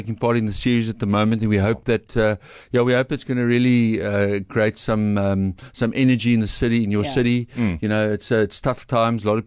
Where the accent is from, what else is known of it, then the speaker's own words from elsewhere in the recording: Stellenbosch, Western Cape, South Africa; I'm from the Western Cape